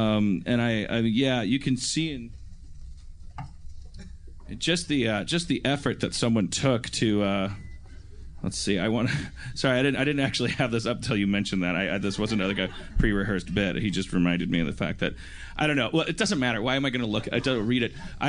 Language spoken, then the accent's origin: English; Milwaukee, Wisconsin, United States; now in California, United States; we're getting closer and closer to the coldness of my home